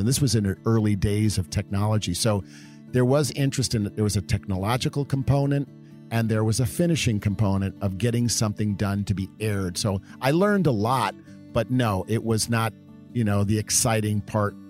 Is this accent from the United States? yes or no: yes; Downers Grove, Illinois, United States; moved away; also born or lived in California; we grew up in Downers Grove, not to be confused with Donner, but as D O W N E R S